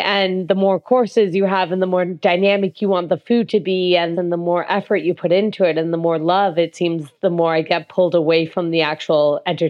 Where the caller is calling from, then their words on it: Toronto, Ontario, Canada; Yeah, so I'm calling in from Toronto, Ontario, and I love food.